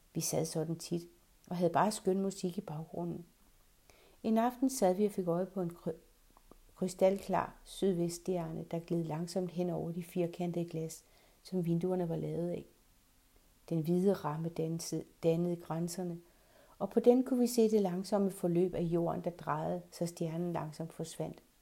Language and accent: Danish; Redsted, North Denmark Region, Denmark; moved away; Vores have hjemme i Redsted